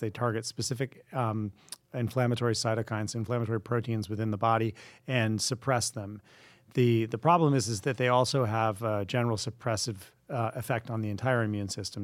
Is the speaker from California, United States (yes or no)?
no; Vermont, United States; I grew up in Vermont